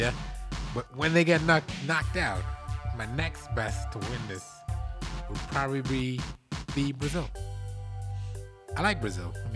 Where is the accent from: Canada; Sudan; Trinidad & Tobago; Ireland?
Trinidad & Tobago; moved away; I'm from Trinidad